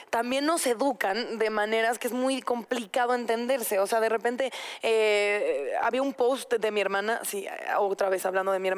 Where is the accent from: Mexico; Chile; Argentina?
Mexico; como buena mexicana